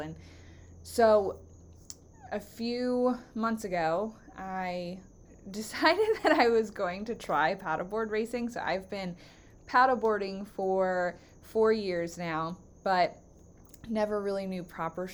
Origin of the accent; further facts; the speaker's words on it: Baltimore County, Maryland, United States; also born or lived in Northern Virginia; I grew up in Baltimore County, and I have lived here for all of my life except for 2.5 years when I moved to Northern Virginia